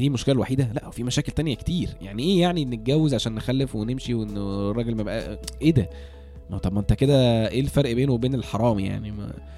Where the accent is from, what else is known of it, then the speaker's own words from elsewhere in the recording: Egypt; إحنا كمصريين